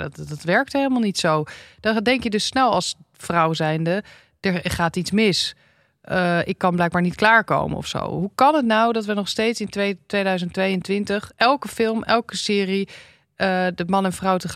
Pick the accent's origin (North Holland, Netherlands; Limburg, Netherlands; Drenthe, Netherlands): North Holland, Netherlands; Amsterdam; Ik ben in Amsterdam opgegroeid.